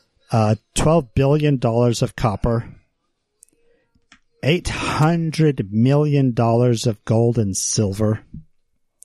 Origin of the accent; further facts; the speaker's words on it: West Valley City, Utah, United States; Growing up in West Valley, when I was like in high school, a lot of my friends' parents worked at the mine